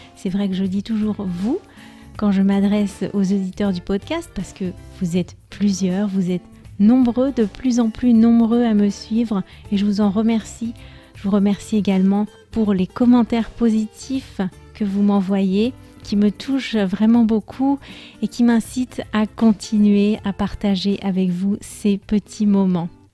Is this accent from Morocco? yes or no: no; France; moved away as an adult; also born or lived in Spain; je suis française